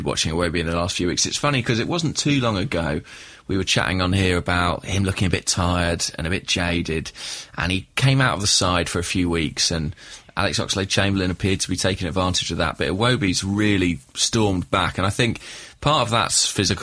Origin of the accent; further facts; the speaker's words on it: England, United Kingdom; as an Englishman